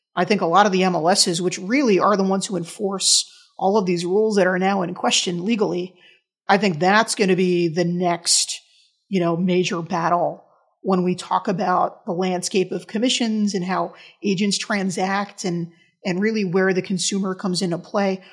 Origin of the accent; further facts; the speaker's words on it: New York, United States; in my hometown in New York